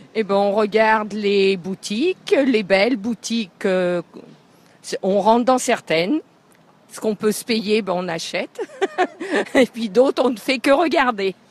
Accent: Roanne, Auvergne-Rhône-Alpes, France; On vient de Rouen, dans la Loire, c'est vers entre Lyon et Saint-Étienne.

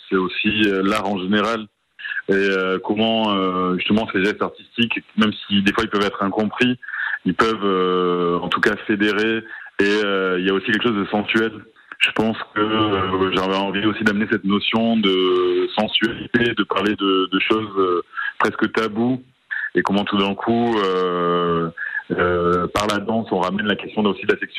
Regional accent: Oloron-Sainte-Marie, Nouvelle-Aquitaine, France; quand j'étais petit à Oloron

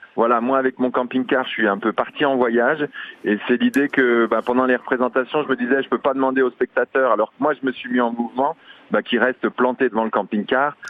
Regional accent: Jura, Bourgogne-Franche-Comté, France; je suis jurassien

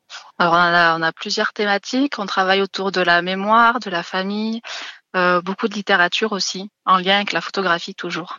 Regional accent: Lozère, Occitania, France; moved away; je suis originaire de Lozère

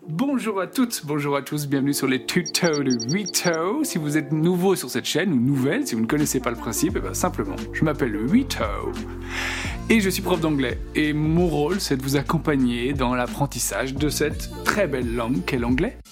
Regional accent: Brittany, France; je suis breton

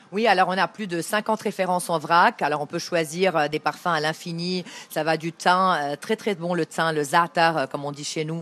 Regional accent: Beirut, Beirut Governorate, Lebanon; Je viens de Beyrouth, du Liban

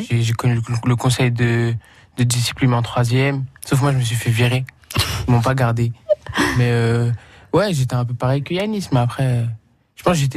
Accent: Argenteuil, Île-de-France, France; Moi, je viens de Argenteuil, 95.

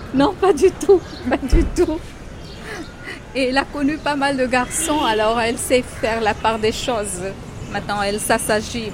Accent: Madagascar; now in Mumbai, India; je suis de Madagascar

